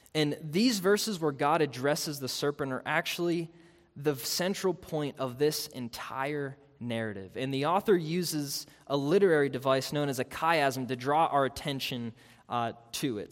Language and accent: English; Pittsburgh, Pennsylvania, United States; I grew up in Pittsburgh.